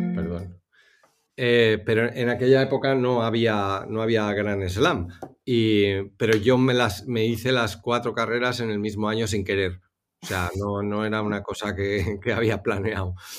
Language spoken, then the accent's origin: Spanish; Spain; moved away as an adult; yo soy el, primer español